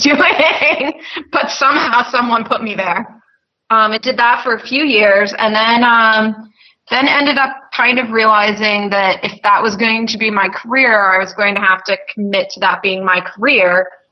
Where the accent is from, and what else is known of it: Maine, United States; moved away as an adult